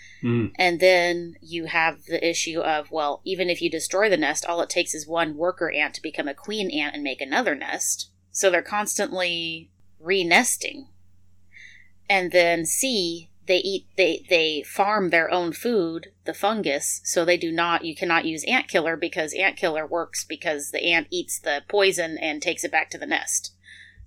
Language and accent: English; Montana, United States; now in South Texas, United States; we're from Montana, so we're used to a cool, short growing season